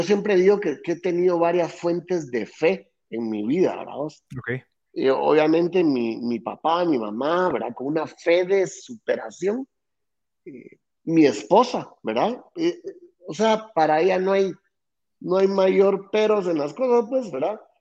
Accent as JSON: {"language": "Spanish", "town": "Guatemala City", "region": "Guatemala Department", "country": "Guatemala", "tie": "born or raised there", "said": "nací aquí en Guate y nací en una familia sumamente emprendedora"}